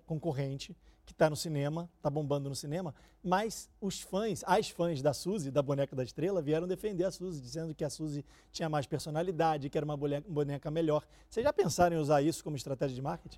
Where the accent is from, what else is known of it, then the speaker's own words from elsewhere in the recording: Rio de Janeiro, Brazil; now in São Paulo, Brazil; eu sou carioca, então no Rio de Janeiro eu gostava de comprar as casas